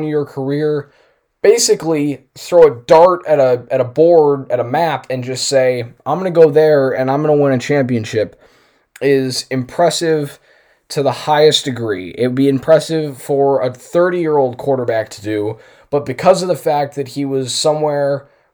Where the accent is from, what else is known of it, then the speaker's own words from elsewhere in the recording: Chicago, Illinois, United States; my hometown Bears